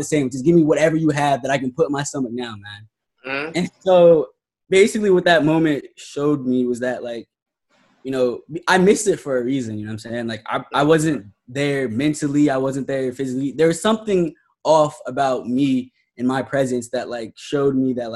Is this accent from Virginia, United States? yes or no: no; Columbus, Ohio, United States; now in Miami, United States; I grew up in Columbus, Ohio